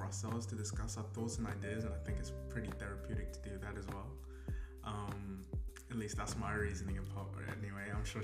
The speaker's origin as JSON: {"language": "English", "region": "England", "country": "United Kingdom", "tie": "born or raised there", "also_born_or_lived": "Zimbabwe", "moved": "yes", "lives_now": "Australia", "said": "I'm originally from Zimbabwe, but I grew up in England."}